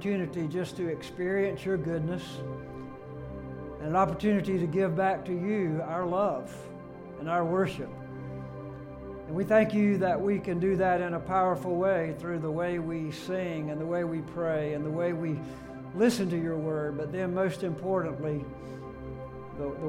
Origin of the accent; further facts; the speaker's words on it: Alabama, United States; moved away as an adult; also born or lived in Greenville, South Carolina; I left my home in Baymanette, Alabama, and drove 475 miles to Furman University.